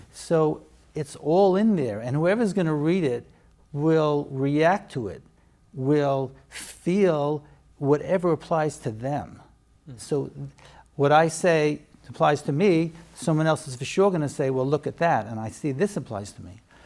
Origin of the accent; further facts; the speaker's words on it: New York City, New York, United States; moved away as an adult; also born or lived in Lakewood / Israel / Boca Raton; now in Baltimore, United States; I grew up in Borough Park